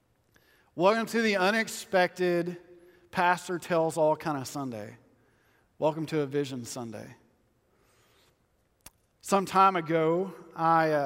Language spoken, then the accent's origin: English; West Texas, United States; I grew up in West Texas my whole life.